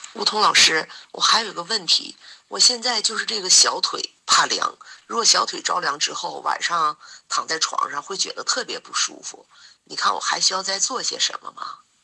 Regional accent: Harbin, Heilongjiang, China; 我是来自哈尔滨的…

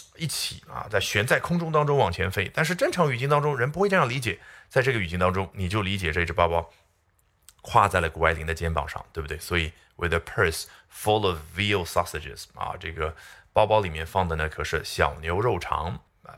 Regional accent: China; 我们中国人

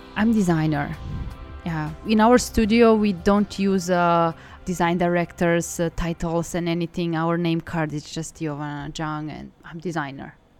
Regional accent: Belgrade, Serbia; moved away as an adult; also born or lived in Milan; now in Hangzhou, China; I'm from Serbia. I'm from Belgrade.

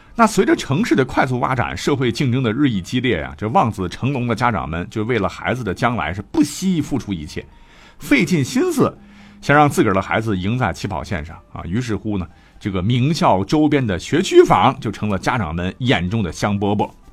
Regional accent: China; 我们中国人

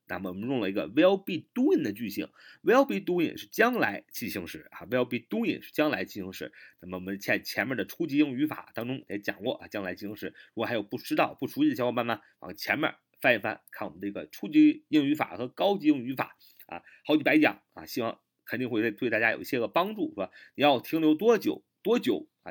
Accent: China; 我们中国人经常这么说

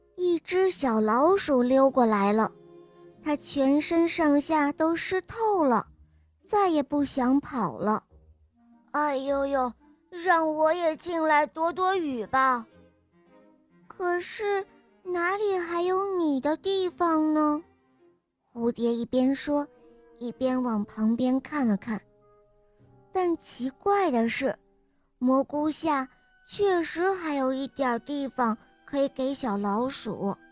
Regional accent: Jiangsu, China; 今年八岁了。我来自江苏

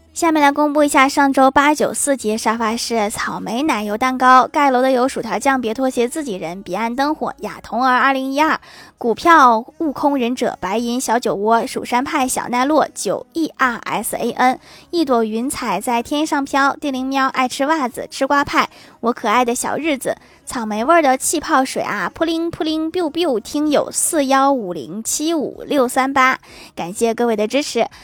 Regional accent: Northeast China, China; 我们东北人

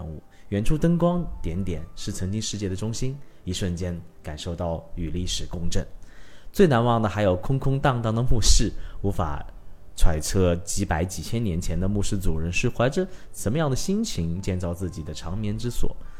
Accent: China; 在我中国人的文化里面，生死是一个很避讳、很的话题。

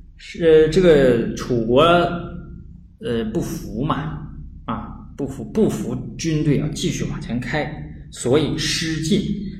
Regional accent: Northeast China, China; 我们东北话

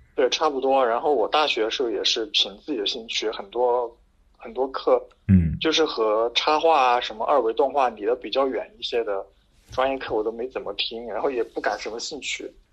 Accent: near Chengdu, Sichuan, China; now in Chengdu, China; 我老家离成都比较近嘛，坐高铁可能就四十分钟就到了

